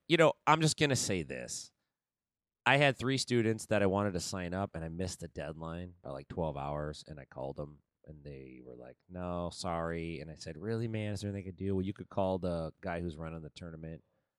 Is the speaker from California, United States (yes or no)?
yes; Stockton, California, United States; up in Stockton, California.